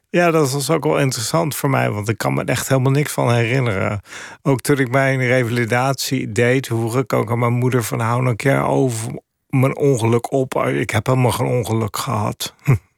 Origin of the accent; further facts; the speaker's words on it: Papendrecht, South Holland, Netherlands; moved away as an adult; also born or lived in Amsterdam / New York; now in Finland; Ik ben ook opgegroeid in de Belt in Papendrecht in Holland.